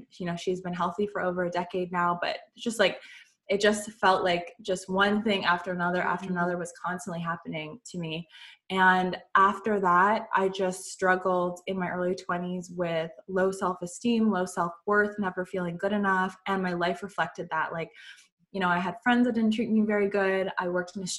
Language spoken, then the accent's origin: English; Canada; I'm from Canada